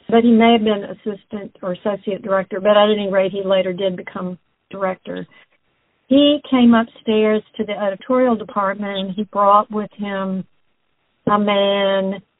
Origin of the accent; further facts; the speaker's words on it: Baton Rouge, Louisiana, United States; also born or lived in New Orleans; I am. I'm from Baton Rouge.